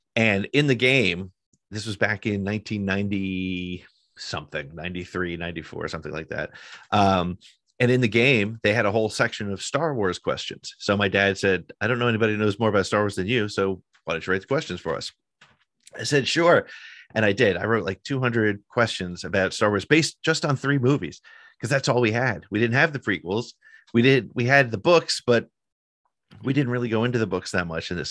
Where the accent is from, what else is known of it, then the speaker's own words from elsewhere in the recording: northern New Jersey, United States; I grew up in, uh, northern New Jersey